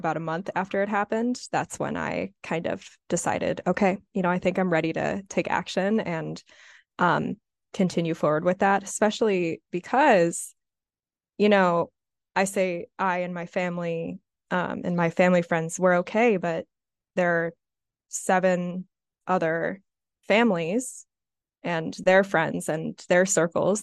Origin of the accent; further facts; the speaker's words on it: Highland Park, Illinois, United States; now in Evanston, United States; I currently live in Evanston, Illinois, but I'm from Highland Park